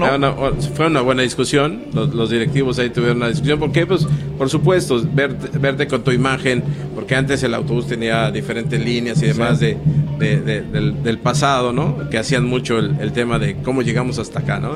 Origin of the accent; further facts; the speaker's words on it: Xalapa, Veracruz, Mexico; Yo soy de Jalapa, Veracruz